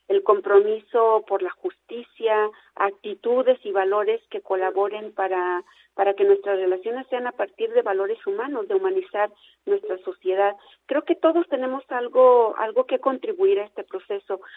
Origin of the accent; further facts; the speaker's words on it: Mexico; como, pueblo mexicano